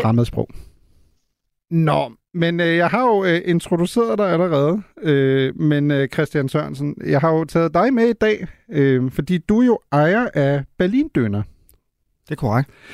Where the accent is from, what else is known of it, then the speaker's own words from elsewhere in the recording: Germany; now in Denmark; som tysker, der bor i Danmark